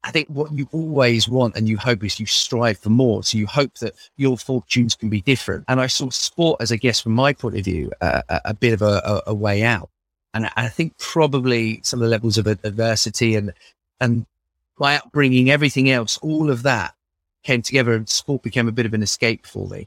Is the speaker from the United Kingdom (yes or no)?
yes; Milton Keynes, South East England, United Kingdom; I'm from Bletchley in Milton Keynes